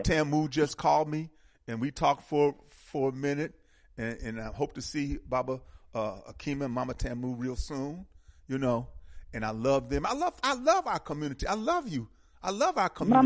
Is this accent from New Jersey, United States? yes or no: no; Milwaukee, Wisconsin, United States; I came from a beautiful beautiful uh, African centered community in Milwaukee